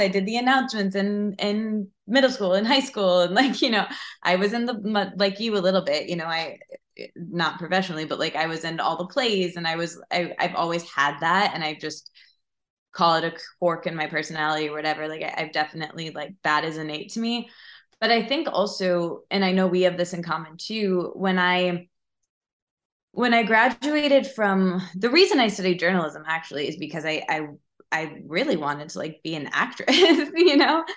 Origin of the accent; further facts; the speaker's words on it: Michigan, United States; I'm from Michigan, so I grew up there